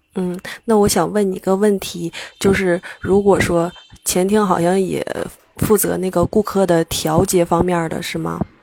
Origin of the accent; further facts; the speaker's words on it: Shenyang, Liaoning, China; 我来自辽宁沈阳